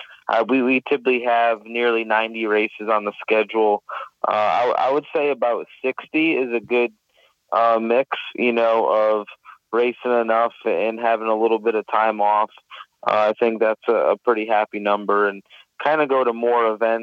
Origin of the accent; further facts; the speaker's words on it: Connecticut, United States; I'm from Connecticut